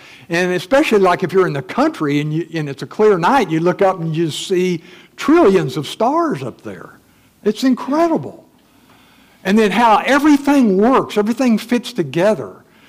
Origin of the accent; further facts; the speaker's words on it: Missouri, United States; You know, I'm from Missouri, the show me state.